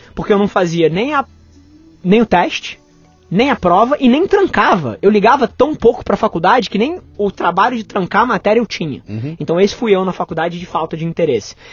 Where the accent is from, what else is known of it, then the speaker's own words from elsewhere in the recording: Rio de Janeiro, Brazil; nasci, nasci no Rio, metrópole, mas logo depois meus pais se separaram e me mudei para casa dos meus avós com a minha mãe e morei minha infância ali.